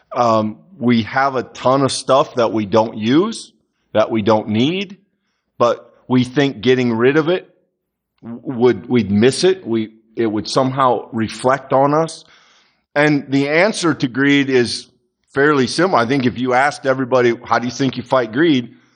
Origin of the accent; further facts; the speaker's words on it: United States; as Americans